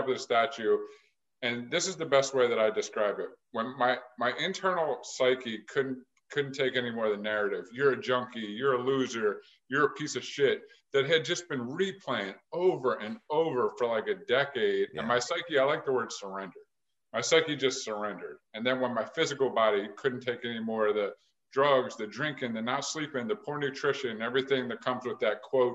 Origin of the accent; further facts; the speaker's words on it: Philadelphia, Pennsylvania, United States; moved away as an adult; also born or lived in Phoenix, Arizona / Fort Lauderdale, Florida / Delaware; I'm from Philadelphia area.